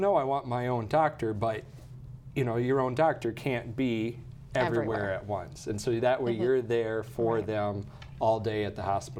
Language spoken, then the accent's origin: English; Madison, South Dakota, United States; moved away as an adult; also born or lived in Idaho; now in Brookings, United States; So I'm originally from Madison and went to Augustana for undergrad and then University of South Dakota for medical school. And then I decided I'd need to go somewhere else for a few years, so I went out to Idaho and got my training out there in family medicine.